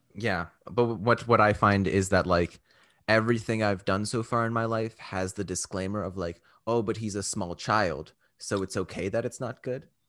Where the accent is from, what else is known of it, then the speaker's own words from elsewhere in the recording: Canada; I'm Canadian